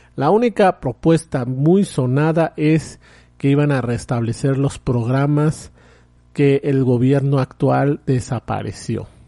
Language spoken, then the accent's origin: Spanish; Mexico; en mi país